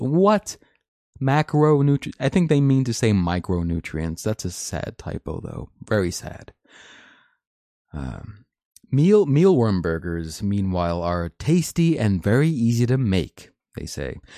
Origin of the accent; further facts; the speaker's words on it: United States; as an American